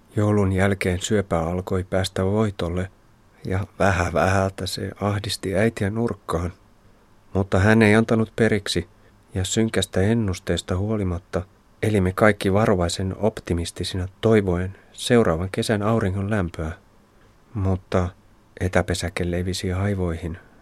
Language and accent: Finnish; Finland; olen Suomesta